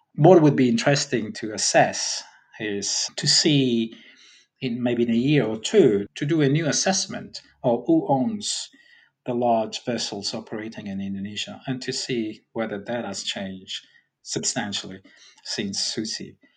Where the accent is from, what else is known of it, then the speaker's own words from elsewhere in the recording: Sicily, Italy; I'm from Sicily